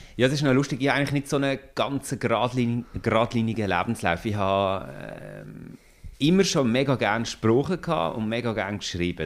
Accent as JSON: {"language": "German", "region": "Solothurn", "country": "Switzerland", "said": "Ich bin ursprünglich aus dem Kanton Solothurn, darum ist das äh, so ein bisschen wie meine Heimat"}